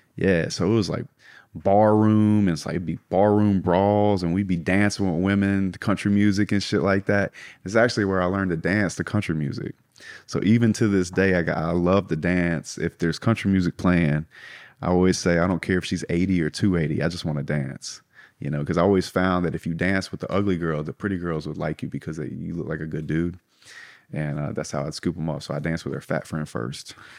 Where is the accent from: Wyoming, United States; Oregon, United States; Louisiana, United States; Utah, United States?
Louisiana, United States; South; I grew up in South Louisiana